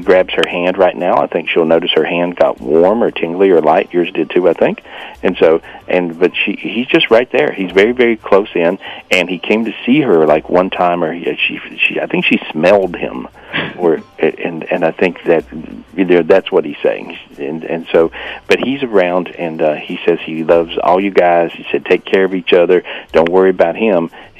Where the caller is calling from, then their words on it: Florida, United States; I'm in Florida today.